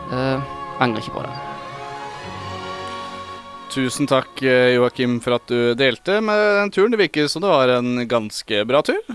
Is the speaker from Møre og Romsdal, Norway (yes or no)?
no; Bærum, Akershus, Norway; du driver og gjør narr av meg fordi jeg kommer fra Bærum.